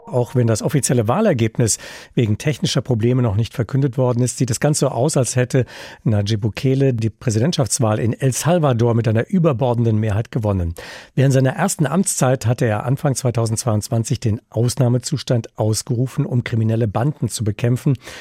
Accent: Germany; bei uns in Deutschland

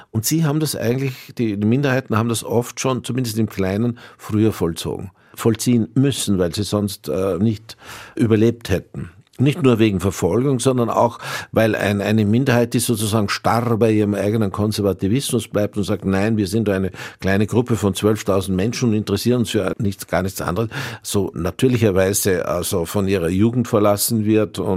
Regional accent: Austria; Wie sehr das jetzt mit, mein, mit Österreich und meiner, ja, könnte man sagen, nicht nur nur hm, kleinösterreichisch-heutigen, sondern eher altösterreichisch äh, Vergangenheit zusammen

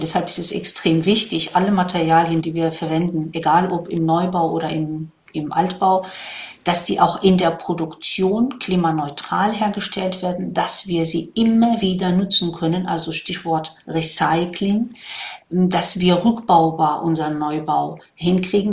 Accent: Morocco; also born or lived in Rhine-Main area, Germany; now in Germany; Ich komme ja ursprünglich aus Marokko, da bin ich da sozusagen am Wasser groß geworden

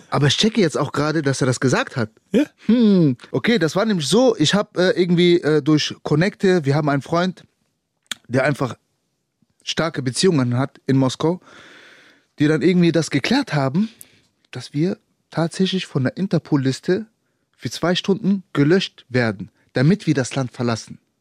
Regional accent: Germany; ich bin Deutscher

